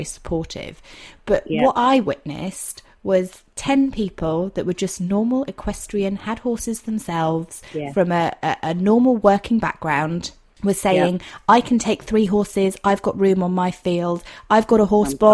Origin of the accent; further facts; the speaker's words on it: Dorset, South West England, United Kingdom; I'm from Dorset